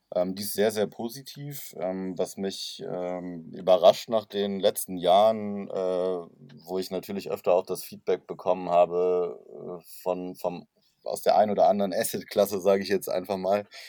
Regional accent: Cologne, North Rhine-Westphalia, Germany; ich komme aus Köln

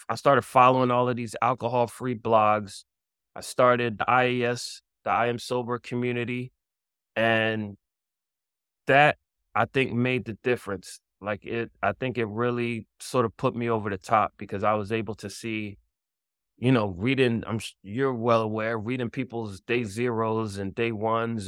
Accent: Philadelphia, Pennsylvania, United States; now in New York, United States; I'm originally from Philadelphia, and but I live in New York

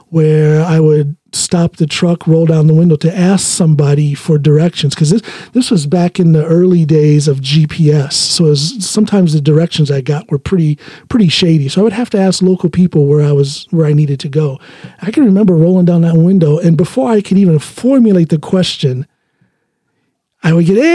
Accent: Ohio, United States; now in Norway; when I'm traveling from Norway back home to Ohio

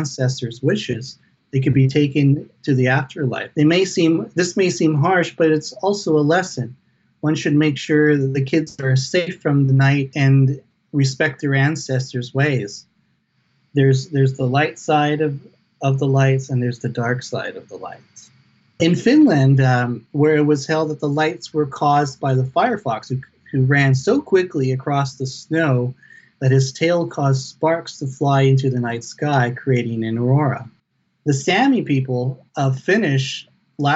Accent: Gingolx, British Columbia, Canada; I come from the Nisga Nation, which is people of the Nass River. And we reside in northern British Columbia on the mainland, and I'm from a community called Kinkoloth

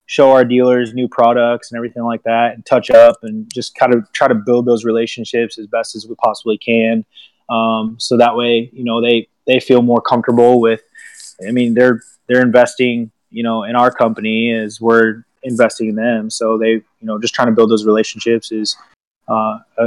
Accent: Washington, United States; also born or lived in Michigan; now in Paducah, United States; I grew up in Washington State and moved to Michigan.

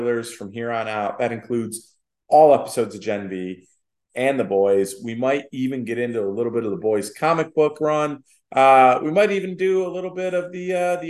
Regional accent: Chicago, Illinois, United States; accent: Chicago; my Chicago accent

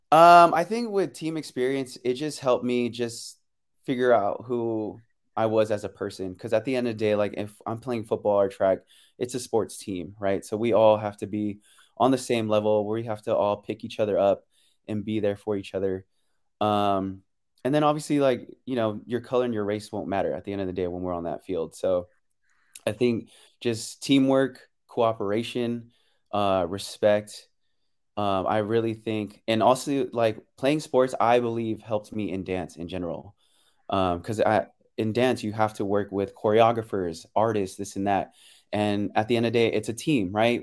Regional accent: San Francisco, California, United States; moved away as an adult; also born or lived in Pleasanton, California / Daly City, California / Las Vegas, Nevada / Philippines (parents); I was born and raised in San Francisco. And then middle school and high school, um, I was in Pleasanton, um, East Bay

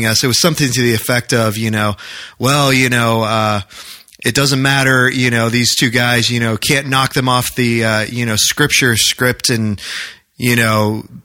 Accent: New Hampshire, United States; moved away as an adult; now in Maryland, United States; growing up in New Hampshire

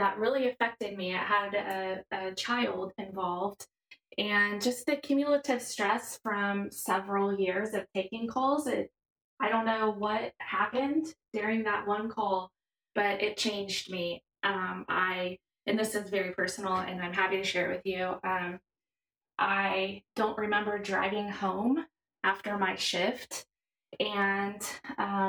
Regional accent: Belton, Missouri, United States; I was born and raised in Belton, Missouri

